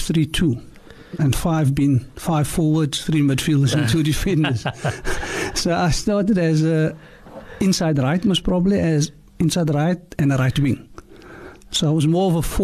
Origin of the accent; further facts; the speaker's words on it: Cape Town, Western Cape, South Africa; also born or lived in Claremont, Cape Town; I was born in Claremont. And we were moved to Heidelberg in 1966 due to the Groep Eres Act